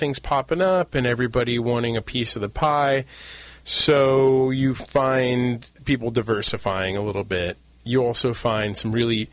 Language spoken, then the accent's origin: English; San Diego, California, United States; also born or lived in Santa Barbara / Mexico; I grew up in San Diego. My family is fifth generation Californians.